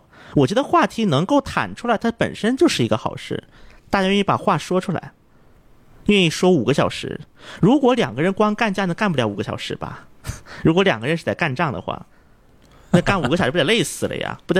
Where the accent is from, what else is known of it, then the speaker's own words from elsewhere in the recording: South Korea; Chinese is a second language; 那么我韩国人一般说江南的时候，他会指的是狭义的江南